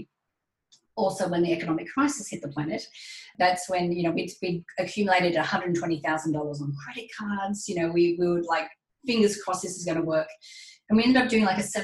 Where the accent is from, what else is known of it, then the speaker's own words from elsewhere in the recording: Australia; accent: Australian; I'm obviously Australian. You can tell from my accent.